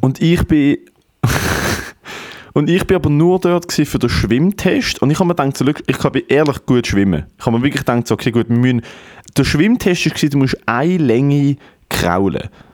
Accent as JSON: {"language": "German", "country": "Germany", "said": "ich bin Deutscher. Also mir kennt man da auch als Deutscher"}